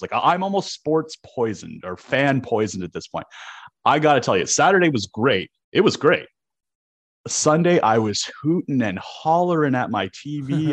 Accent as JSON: {"language": "English", "town": "Toronto", "region": "Ontario", "country": "Canada", "tie": "born or raised there", "moved": "yes", "said": "I grew up in Toronto."}